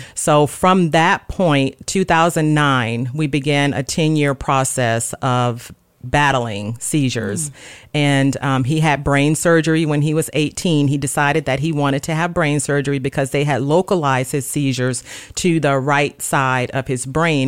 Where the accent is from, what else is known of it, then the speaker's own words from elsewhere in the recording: Gulfport, Mississippi, United States; moved away as an adult; now in Dover, United States; I was born and raised in Gulfport, Mississippi.